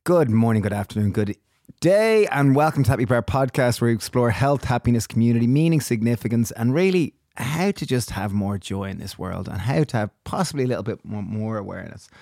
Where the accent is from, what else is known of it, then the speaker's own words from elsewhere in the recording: Ireland; growing up in Ireland